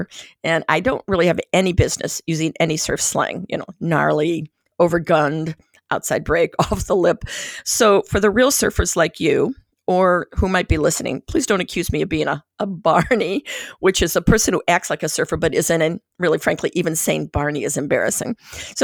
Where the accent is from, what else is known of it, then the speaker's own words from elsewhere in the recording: United States; I'm from Lake Erie